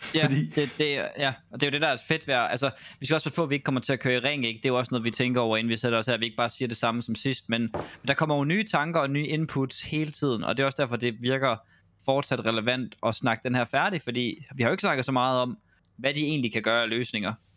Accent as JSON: {"language": "Danish", "country": "Denmark", "said": "som dansker"}